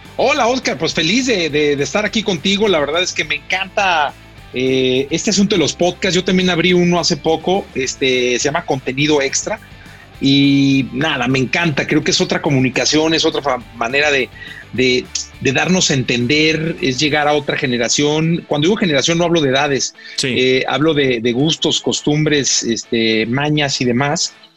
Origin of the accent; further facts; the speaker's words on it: Guadalajara, Jalisco, Mexico; soy de Guadalajara